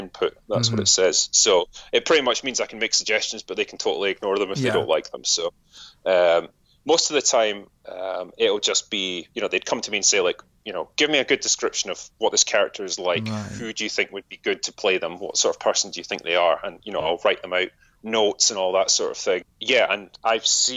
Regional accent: Scotland, United Kingdom; growing up in Scotland

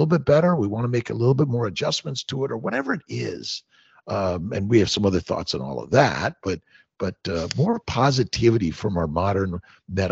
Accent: Los Angeles, California, United States; I grew up in Los Angeles.

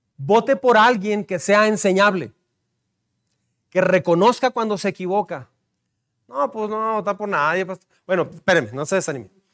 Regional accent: Mexico; como mexicanos

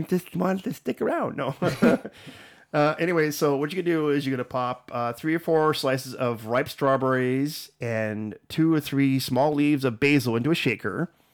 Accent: Canada; also born or lived in United States; being a Canadian

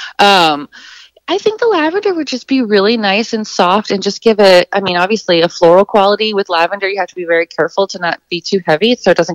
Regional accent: Texas, United States; now in Brighton, Michigan, United States; I am from Texas

